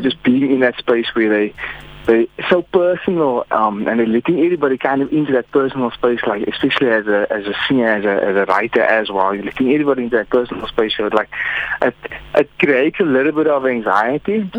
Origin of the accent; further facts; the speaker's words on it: Hermanus, Western Cape, South Africa; now in Cape Town, South Africa; currently based in Cape Town. Um, I'm from Hermanus